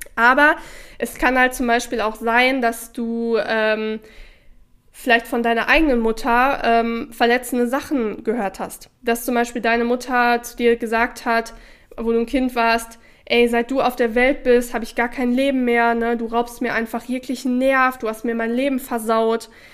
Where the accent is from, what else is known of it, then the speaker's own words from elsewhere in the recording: Sauerland, North Rhine-Westphalia, Germany; ich komme aus dem Sauerland, wo Schützenfeste und sowas